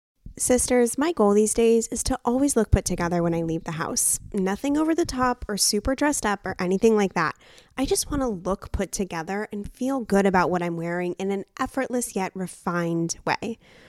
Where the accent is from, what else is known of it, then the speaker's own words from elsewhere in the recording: San Diego, California, United States; I'm from San Diego.